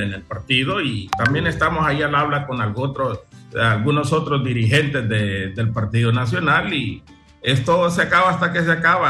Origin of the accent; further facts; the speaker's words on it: Trujillo, Colón, Honduras; moved away as an adult; now in Choluteca, Honduras; yo soy nacido en Trujillo, departamento